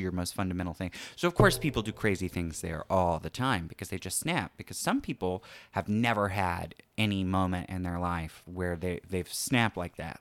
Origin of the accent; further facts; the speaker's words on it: Florida, United States; moved away as an adult; I'm from Florida